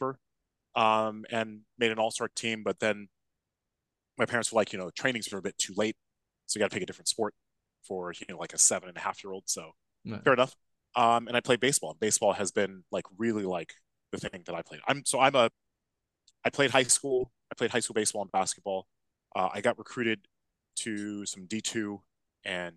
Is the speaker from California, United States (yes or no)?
yes; Los Angeles, California, United States; moved away as an adult; also born or lived in Bay Area, California / Davis, California; now in London, United Kingdom; I'm originally from Los Angeles